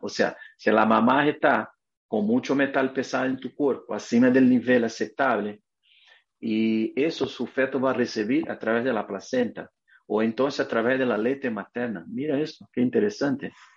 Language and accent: Spanish; Brazil; Spanish is a second language; moved away as an adult; now in United States; yo soy brasileño y vivo aquí en Estados Unidos a 20 años